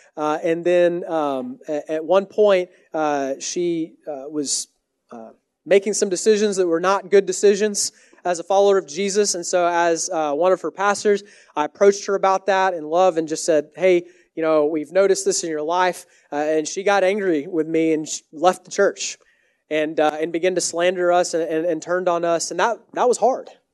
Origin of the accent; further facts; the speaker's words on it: Texas, United States; also born or lived in Canada; now in Washington, D.C., United States; I'm from Texas originally.